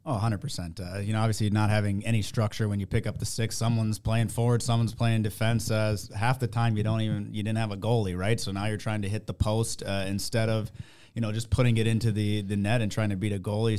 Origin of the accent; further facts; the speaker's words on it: Minnesota, United States; growing up in Minnesota, going out to the lakes, that's just what we did.